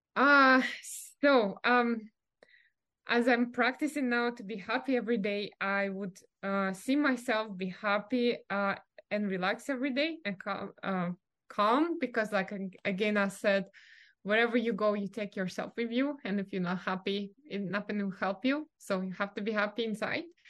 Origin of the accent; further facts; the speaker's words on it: Russia; English is a second language; moved away as an adult; now in California, United States; growing up in Russia